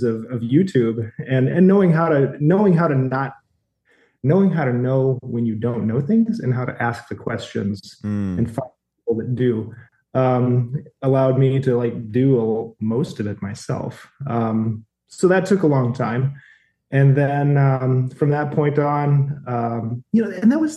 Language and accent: English; Fergus Falls, Minnesota, United States; moved away as an adult; We decided to move back to my hometown of Fergus Falls, Minnesota